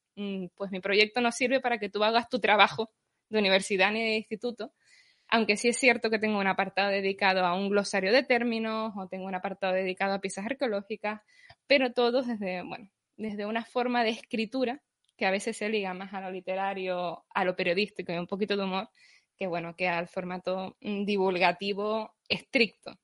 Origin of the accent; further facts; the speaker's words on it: Canary Islands, Spain; Yo soy de Canarias, recibo en la isla de Tenerife